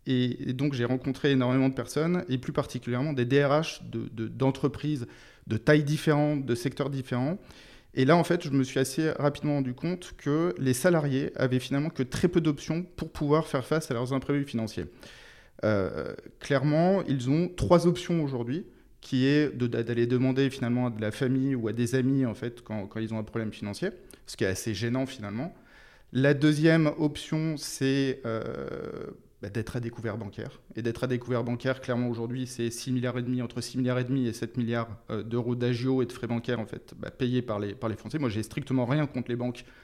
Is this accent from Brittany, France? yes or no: yes; Brittany, France; Alors d'abord, je suis breton. Je suis né en Bretagne, donc dans les.